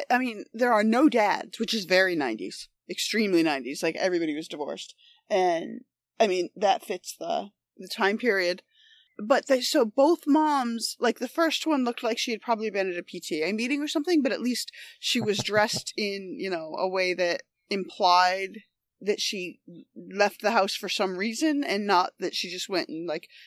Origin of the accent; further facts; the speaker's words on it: New York, United States; In upstate New York, and so we always kind of that was just sort of a figure that that loomed large in my childhood